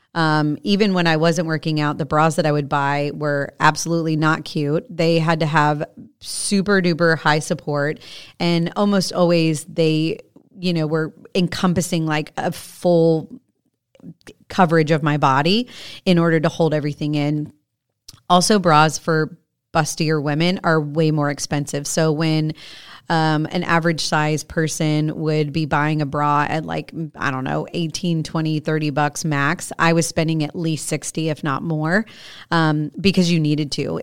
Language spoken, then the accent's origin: English; Florida, United States; I grew up in Florida, which means I grew up at the beach